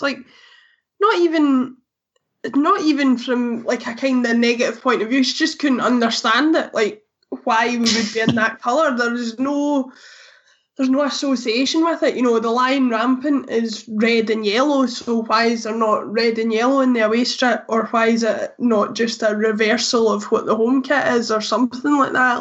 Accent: Glasgow, Scotland, United Kingdom; I'm from Glasgow myself and so have the luxury of only being 20 minutes away from the stadium

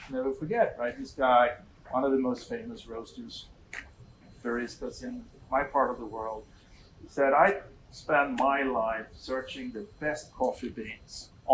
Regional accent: Sweden; moved away; I go back to Sweden every so often. I meet all my old friends

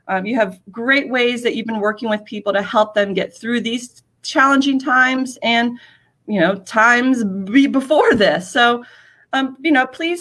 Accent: East Coast, United States; now in Los Angeles, United States; I'm a transplant from the East Coast

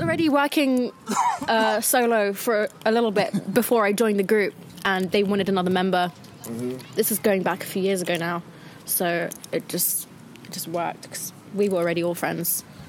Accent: London, United Kingdom; born and raised in London

